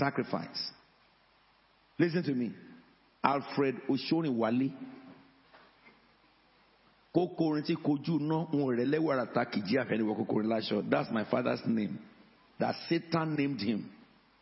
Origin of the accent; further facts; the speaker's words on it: Abeokuta, Ogun State, Nigeria; now in United Kingdom; I am from Abeokuta.